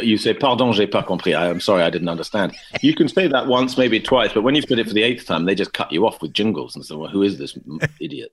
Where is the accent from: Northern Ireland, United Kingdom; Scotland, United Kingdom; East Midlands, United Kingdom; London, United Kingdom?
London, United Kingdom; I grew up in West London